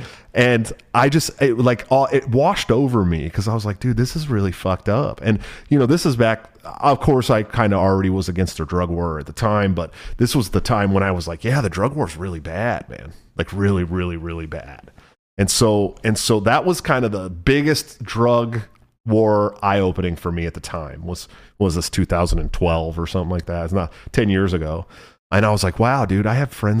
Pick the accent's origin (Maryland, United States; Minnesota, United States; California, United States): California, United States; moved away as an adult; also born or lived in Washington; now in Iowa, United States; growing up in California, where weed was very illegal when I was a kid